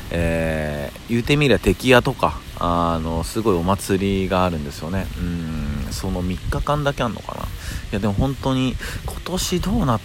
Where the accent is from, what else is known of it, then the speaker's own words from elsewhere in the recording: Kyoto, Japan; now in Tokyo, Japan; 実はですね僕京都出身なんですよ、うんまあ、京都出身で、えー、っとまあ、転勤転校を繰り返して、でまあ、え最終に最終の着地が東京になってるんですけど